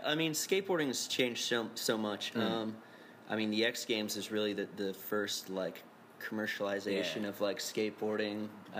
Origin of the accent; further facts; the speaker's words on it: Rome, New York, United States; also born or lived in Westmoreland / Seattle; I was born in Rome.